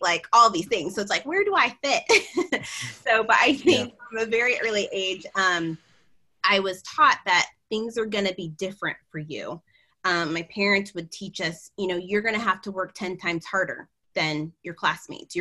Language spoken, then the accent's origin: English; United States; being a first generation American